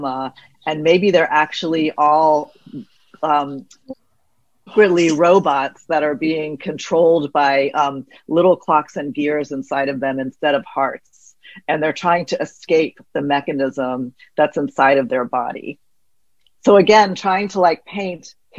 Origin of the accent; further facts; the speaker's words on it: the South, United States; I'm from the South